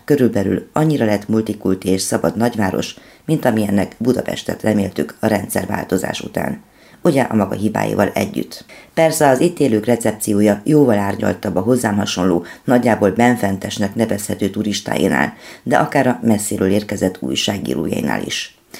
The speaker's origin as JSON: {"language": "Hungarian", "town": "Cluj-Napoca", "region": "Cluj County", "country": "Romania", "tie": "born or raised there", "moved": "as an adult", "lives_now": "Hungary", "said": "amikor legutóbb jártam a szülővárosomban"}